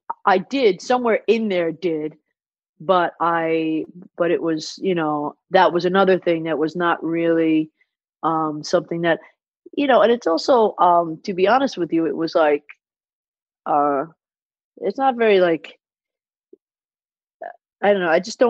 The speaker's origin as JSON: {"language": "English", "region": "New York", "country": "United States", "said": "I don't even mean where I'm from as far as on the map. I mean, like, you know, children of immigrants that, you know, come to New York"}